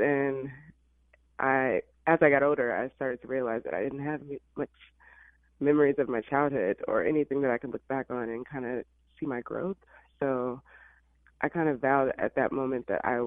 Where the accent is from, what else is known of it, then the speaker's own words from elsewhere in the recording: Illinois, United States; moved away as an adult; also born or lived in Alabama; now in Los Angeles, United States; I was raised in Illinois.